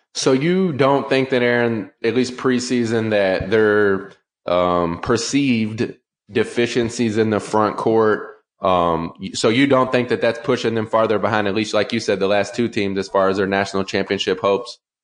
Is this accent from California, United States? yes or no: no; Louisville, Kentucky, United States; I grew up in Louisville